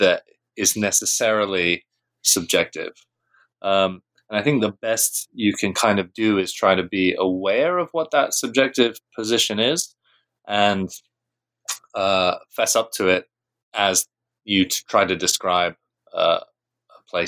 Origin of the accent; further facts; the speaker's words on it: United Kingdom; I grew up in Britain, so I'm British.